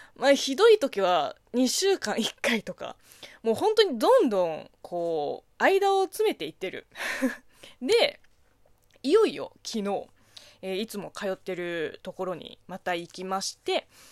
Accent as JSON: {"language": "Japanese", "country": "China", "tie": "born or raised there", "said": "中 国生まれ、中国育ちの私"}